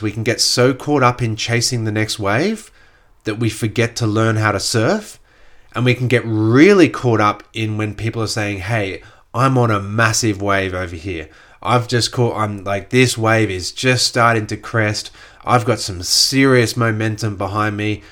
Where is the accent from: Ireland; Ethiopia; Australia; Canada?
Australia; Gold Coast, Queensland; I grew up on the Gold Coast when there was that huge growth of the Gold Coast during the sort of late eighties, early nineties